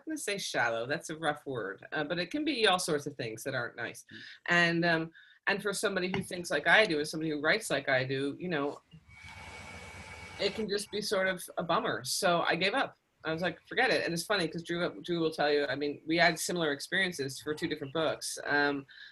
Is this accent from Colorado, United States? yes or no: no; Pennsylvania, United States; I'm German, and I grew up in Pennsylvania